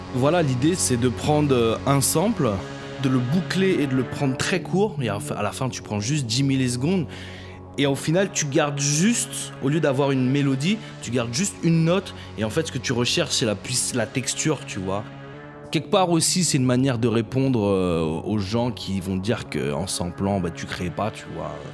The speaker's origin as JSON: {"language": "French", "town": "Paris", "region": "Île-de-France", "country": "France", "tie": "born or raised there", "also_born_or_lived": "Maisons-Alfort", "said": "je suis né à Paname"}